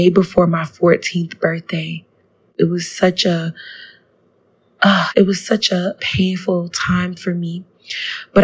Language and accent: English; South Florida, United States; growing up in South Florida, with the Black diaspora